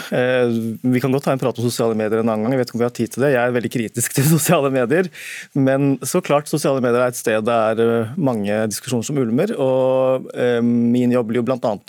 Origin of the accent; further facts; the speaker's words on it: Bekkestua, Akershus, Norway; Jeg er fra Haslum, Bekstua. Og har pakistanske foreldre som Pappa var T-banefører.